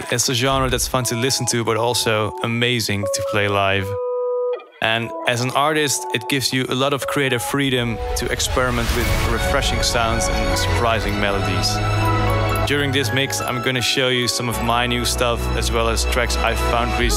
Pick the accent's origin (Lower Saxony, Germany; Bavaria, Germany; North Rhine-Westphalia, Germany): Lower Saxony, Germany; Borkum; English is a second language; now in Enschede, Netherlands; I'm 22 years old. I'm originally from Borkum, but right now I live in Enschede for my study at the conservatory.